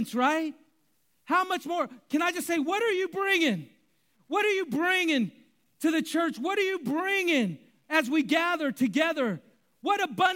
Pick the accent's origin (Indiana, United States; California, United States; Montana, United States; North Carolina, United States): California, United States; Bay Area; I grew up in the Bay Area